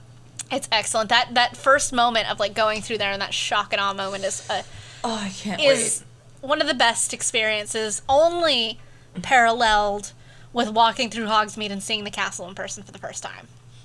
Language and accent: English; Oregon, United States; also born or lived in Nevada / Arizona / Pennsylvania; There you go. Originally, I'm from Oregon. I definitely don't live there now. I've lived in... Five states. I think it's 5 states.